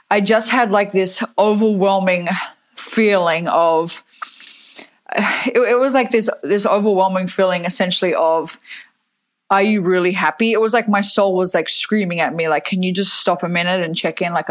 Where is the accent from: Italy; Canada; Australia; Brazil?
Australia; Fremantle, Western Australia; now in United States; but I grew up in Fremantle in Perth in Western Australia, even though my accent sounds now like uh, I have a little bit of American in it.